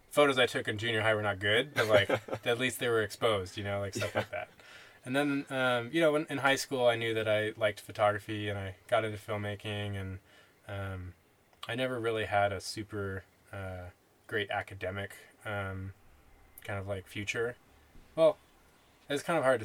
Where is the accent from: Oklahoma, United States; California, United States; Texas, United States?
California, United States; Bay Area; I grew up in the Bay Area